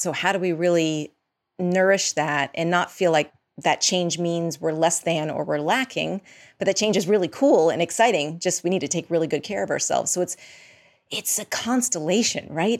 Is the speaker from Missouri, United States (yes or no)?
no; outside of Boston, Massachusetts, United States; moved away as an adult; also born or lived in New York / Los Angeles / Boulder / Midwest; I grew up outside of Boston, and I have lived in New York, Boston, L A, went to grad school in Boulder